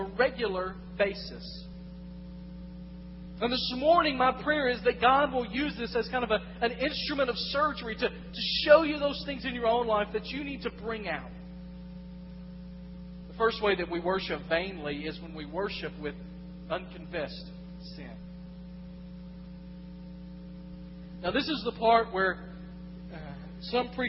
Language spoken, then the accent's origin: English; West Tennessee, United States; moved away as an adult; I come from West Tennessee